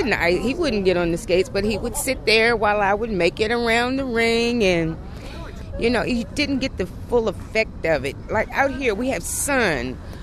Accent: Washington, District of Columbia, United States; I'm a Washingtonian, born and raised in Washington, raised on Capitol Hill.

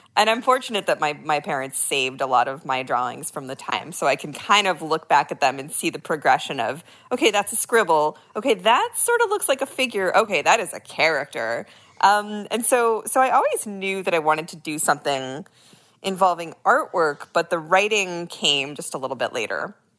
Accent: San Francisco, California, United States; moved away as an adult; I was born and raised in San Francisco

